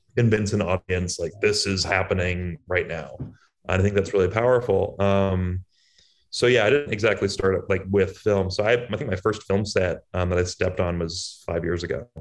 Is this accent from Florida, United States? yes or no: no; Boston, Massachusetts, United States; I'm from Boston